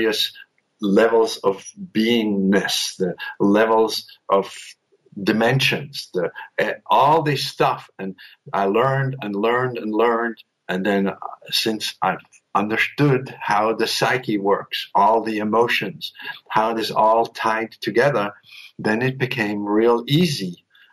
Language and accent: English; Switzerland; I was raised in Switzerland by some very strict and neither spiritual nor emotional parents